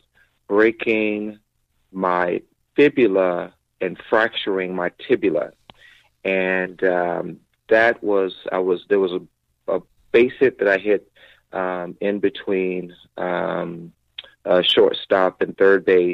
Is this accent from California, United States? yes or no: no; South Carolina, United States; growing up in South Carolina, the Braves was my team